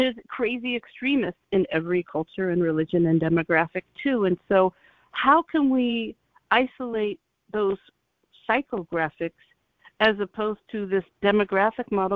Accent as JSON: {"language": "English", "region": "Ohio", "country": "United States", "tie": "born or raised there", "said": "I'm from Ohio also. We grew up very similar."}